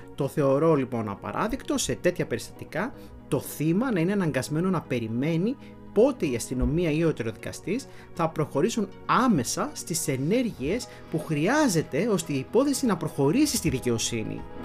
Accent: Florina, Western Macedonia, Greece; στην πατρίδα μου τη Φλόρινα

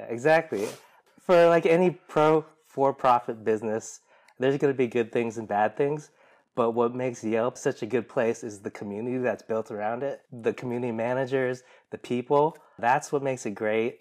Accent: Seattle, Washington, United States; We grew up here in Seattle

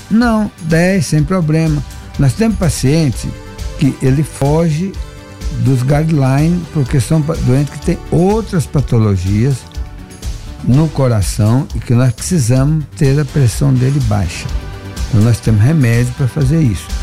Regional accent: Brazil; como brasileiro

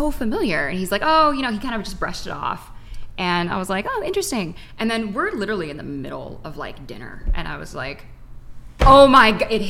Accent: Los Angeles, California, United States; I'm from California. I'm from Los Angeles

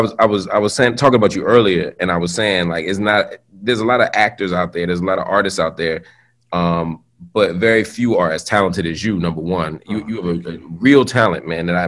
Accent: Philadelphia, Pennsylvania, United States; I grew up first in North Philly and then in West Philly

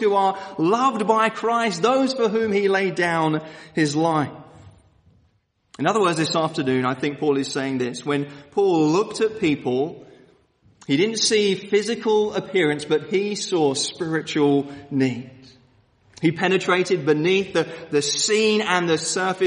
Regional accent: London, United Kingdom; moved away; I come from Woolwich, Southeast London, which is pretty much as rough as you can get

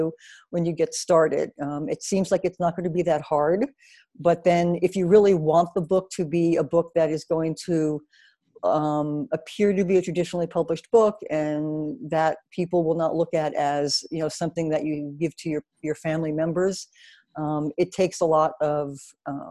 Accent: New Jersey, United States; moved away as an adult; also born or lived in New York City; I am from New Jersey originally, but I spent most of my adult life in New York City

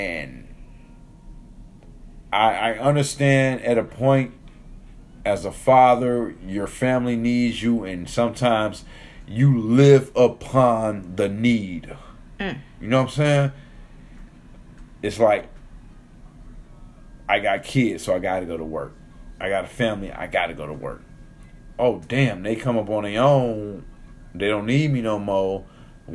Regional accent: Detroit, Michigan, United States; We're from Detroit

